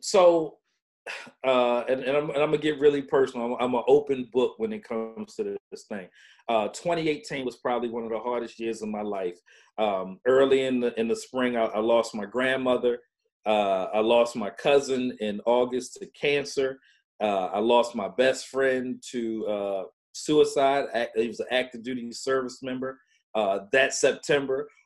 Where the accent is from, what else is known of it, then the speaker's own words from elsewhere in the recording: Baltimore, Maryland, United States; I was uh, born and raised in Baltimore, Maryland